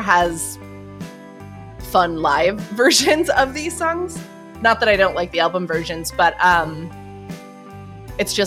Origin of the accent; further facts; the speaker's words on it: Ithaca, New York, United States; I'm fucking from Ithaca.